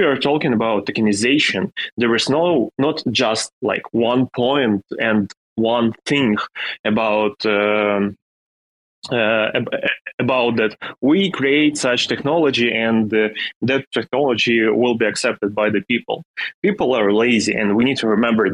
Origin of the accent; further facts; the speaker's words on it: Ukraine; English is a second language; I am a guy from Ukraine and I live in a small city in the middle of Ukraine, and I'm living with my parents in house